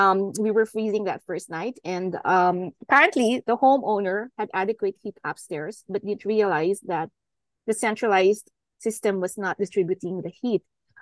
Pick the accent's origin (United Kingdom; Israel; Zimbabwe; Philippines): Philippines; now in Vancouver, Canada; I've been in Metro Vancouver for the last 18 years. I immigrated from the Philippines.